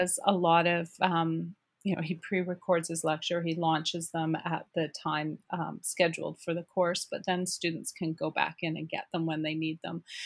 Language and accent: English; Cariboo, British Columbia, Canada; I'm from the Caribou